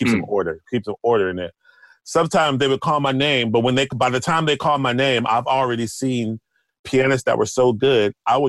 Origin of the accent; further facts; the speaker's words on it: Houston, Texas, United States; now in New York, United States; Because where I was coming from, I came from Houston. You know, I was like the best. I was one of the top in Houston.